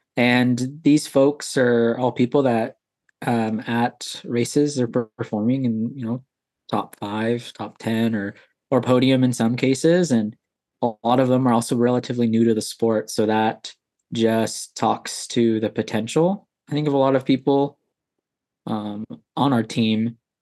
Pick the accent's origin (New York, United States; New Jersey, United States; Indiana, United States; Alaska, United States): Alaska, United States; Anchorage; moved away as an adult; now in Texas, United States; I was born and raised in Anchorage, Alaska